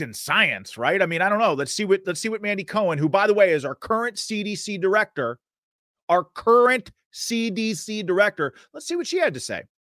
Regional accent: Pittsburgh, Pennsylvania, United States; I'm from Western Pennsylvania, from the Pittsburgh area, born and raised, fourth generation.

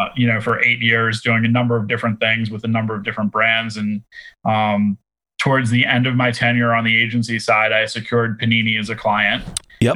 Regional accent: Boston, Massachusetts, United States; I'm from Boston

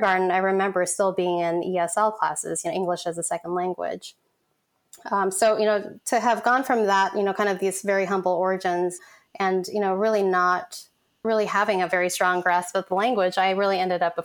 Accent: San Francisco, California, United States; also born or lived in Vietnam; at the age of one, I came to this country and to San Francisco specifically as a refugee

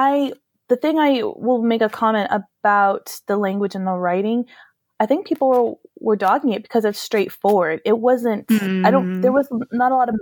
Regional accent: United States; moved away as an adult; now in Europe; I am very afraid to go back to my home country

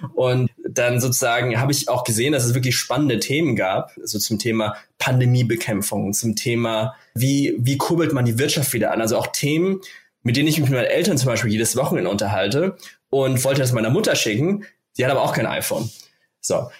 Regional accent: Germany; bei uns in Deutschland

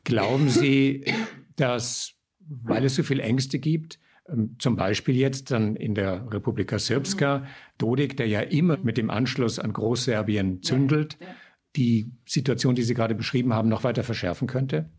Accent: Austria; bei uns in Österreich

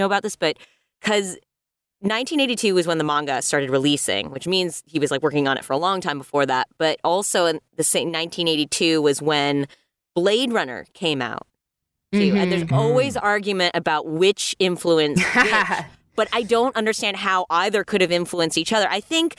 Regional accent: United States; I am Asian American. I'm Chinese Japanese

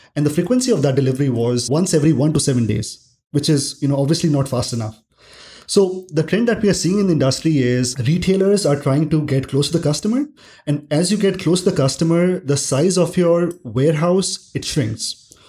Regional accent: Delhi, India; I grew up in Delhi, India

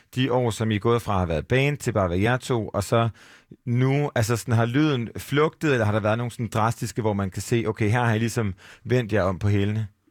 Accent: Aarhus, Central Denmark Region, Denmark; vi er jo fra Aarhus, alle tre

